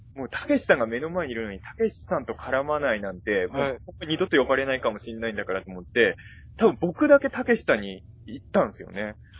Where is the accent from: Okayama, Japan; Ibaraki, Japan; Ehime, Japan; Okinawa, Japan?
Ibaraki, Japan; now in Chofu, Japan; 僕も出身は茨城